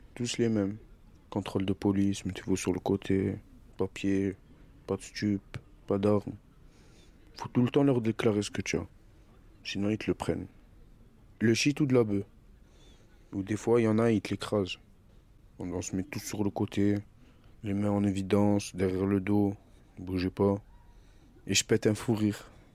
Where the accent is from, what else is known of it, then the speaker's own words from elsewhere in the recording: Marseille, Provence-Alpes-Côte d'Azur, France; also born or lived in Algeria; je viens de Marseille et j'ai grandi là-bas.